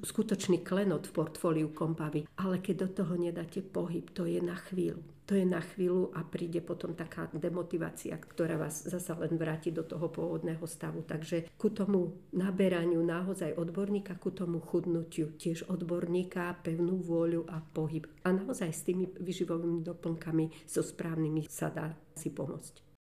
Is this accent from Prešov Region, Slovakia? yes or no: no; Žilina, Žilina Region, Slovakia; moved away as an adult; now in Nové Mesto nad Váhom, Slovakia; Ja som Žilinčanka